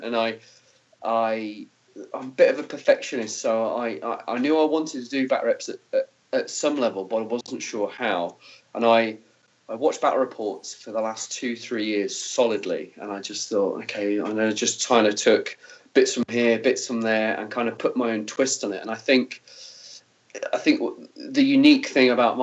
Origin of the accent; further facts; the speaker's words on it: Peterborough, East of England, United Kingdom; moved away as an adult; also born or lived in New Zealand; I live in a place called Peterborough, which is in England, which is fairly close to Cambridge